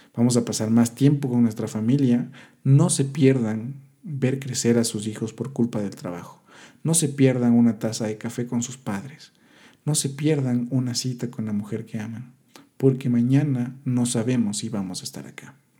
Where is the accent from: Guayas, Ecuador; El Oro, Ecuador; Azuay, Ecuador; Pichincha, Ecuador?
Pichincha, Ecuador; Quito; yo soy de Quito, Ecuador